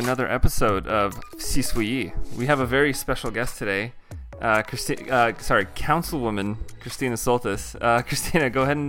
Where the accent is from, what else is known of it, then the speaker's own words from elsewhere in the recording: Covington, Washington, United States; I grew up in Covington.